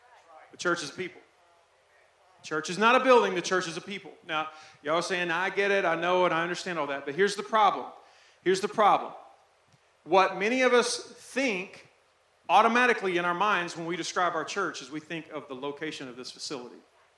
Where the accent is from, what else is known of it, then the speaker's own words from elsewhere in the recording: Arkansas, United States; also born or lived in Texas; I'm from Texas. I'm from Arkansas before that. We lose everything in Arkansas.